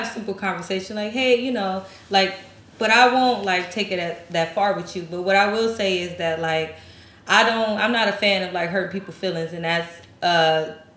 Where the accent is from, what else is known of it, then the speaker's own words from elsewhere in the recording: Midwest, United States; I'm from the Midwest.